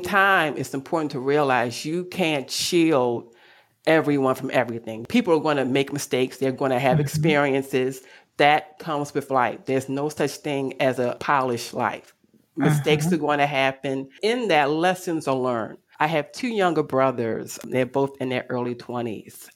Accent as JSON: {"language": "English", "town": "Baltimore", "region": "Maryland", "country": "United States", "tie": "born or raised there", "said": "I am from Baltimore City, West Baltimore to be exact."}